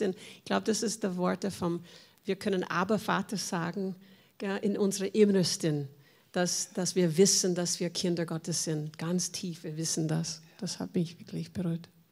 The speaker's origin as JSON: {"language": "German", "country": "United States", "second_language": "German", "moved": "yes", "lives_now": "Vienna, Austria", "said": "ich komme aus Amerika"}